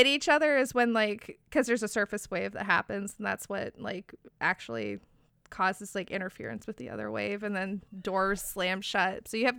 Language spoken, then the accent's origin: English; Bay Area, California, United States; So I grew up in the Bay Area